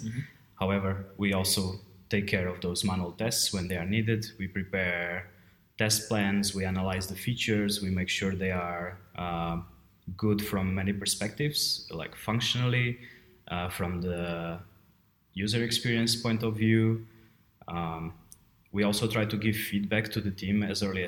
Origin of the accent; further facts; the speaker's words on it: Portugal; moved away as an adult; also born or lived in Brno, Czech Republic; now in Prague, Czech Republic; I'm from Portugal, but I've been living in the Czech Republic for a long time. It's been 11 years now.